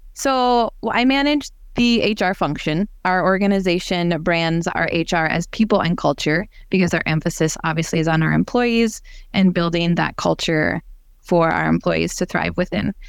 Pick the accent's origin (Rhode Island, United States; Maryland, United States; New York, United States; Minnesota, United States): Minnesota, United States; Brainerd; now in Rogers, United States; I grew up in the Brainerd Lakes area